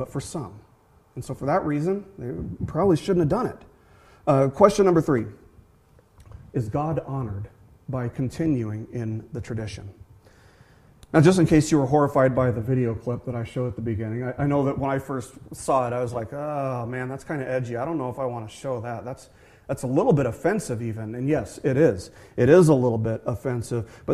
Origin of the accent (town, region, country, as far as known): Las Vegas, Nevada, United States; born or raised there